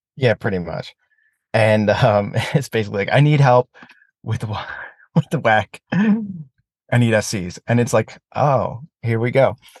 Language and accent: English; United States; as an American